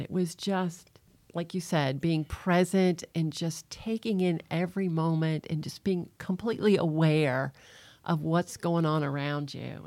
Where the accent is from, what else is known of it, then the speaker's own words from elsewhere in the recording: Nashville, Tennessee, United States; now in Florida, United States; I'm originally from Nashville, Tennessee.